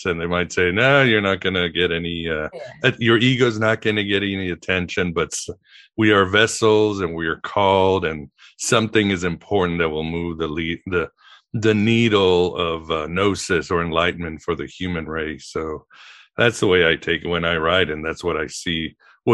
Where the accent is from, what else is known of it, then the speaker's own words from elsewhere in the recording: Mexico; I grew up in Mexico